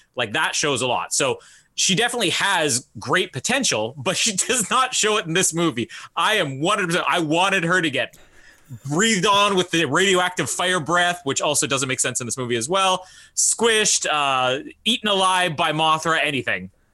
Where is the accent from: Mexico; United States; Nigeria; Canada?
Canada; I'm from Canada